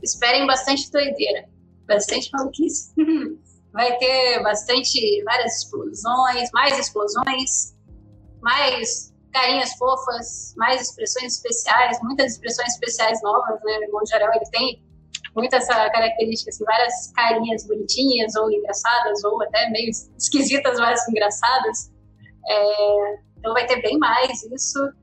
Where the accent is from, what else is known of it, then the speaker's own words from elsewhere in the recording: Rio Grande do Sul, Brazil; moved away as an adult; now in Rio de Janeiro, Brazil; sou do Rio Grande do Sul, eu vim morar no Rio de Janeiro para trabalhar com animação